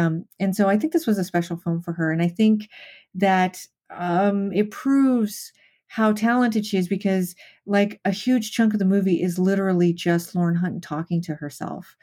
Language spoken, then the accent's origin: English; Las Vegas, Nevada, United States; I grew up in Las Vegas